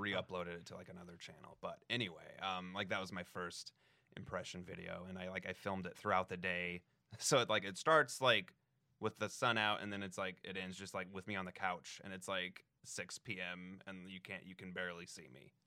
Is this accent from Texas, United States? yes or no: no; Denver, Colorado, United States; now in Los Angeles, United States; Denver, like, right outside of Denver